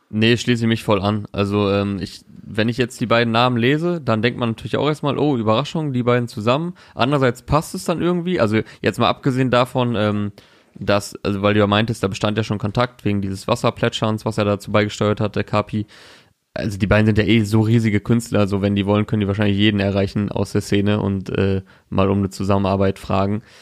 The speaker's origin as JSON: {"language": "German", "town": "Osnabrück", "region": "Lower Saxony", "country": "Germany", "tie": "born or raised there", "said": "Diese Woche bin ich in meiner Heimat Osnabrück."}